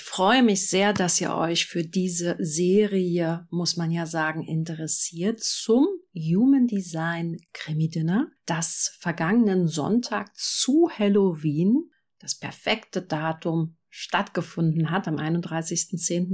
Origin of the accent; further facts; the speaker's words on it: Berlin, Germany; ich bin Berlinerin